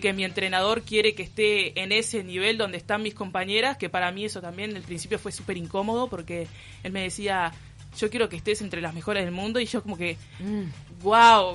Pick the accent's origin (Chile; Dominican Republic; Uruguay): Uruguay; now in Philadelphia, United States; yo soy uruguaya